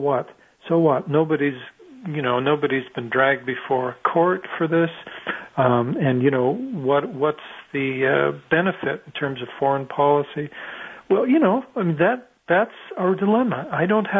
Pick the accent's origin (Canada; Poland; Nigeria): Canada; I'm Canadian